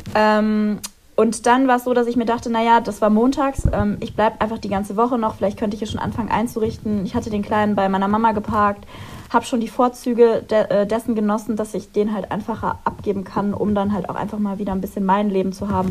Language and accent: German; Ahr valley, Rhineland-Palatinate, Germany; moved away as an adult; also born or lived in Munich; now in Cologne, Germany; ich ziehe zurück in meine Heimat und die wurde zerstört